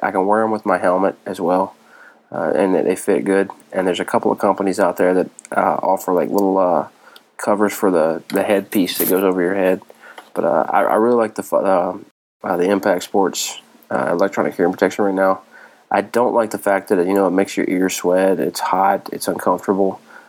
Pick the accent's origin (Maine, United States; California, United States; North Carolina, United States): North Carolina, United States; It's somewhat sad state here in NC. I know how it is. I'm from North Carolina.